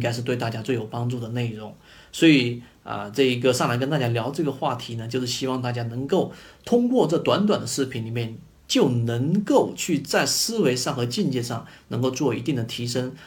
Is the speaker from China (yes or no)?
yes; China; 我们中国人的这种教育体制